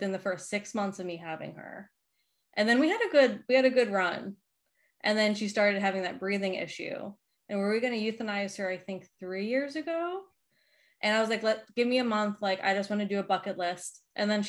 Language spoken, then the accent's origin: English; Boston, Massachusetts, United States; moved away; I grew up, we lived in a few different parts, but my main running grounds were South Boston